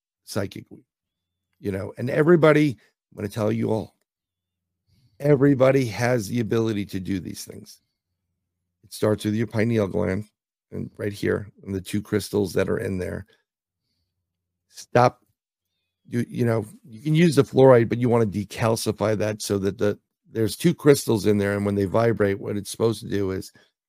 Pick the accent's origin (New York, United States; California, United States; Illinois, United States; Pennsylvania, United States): New York, United States; New York City; I'm from New York City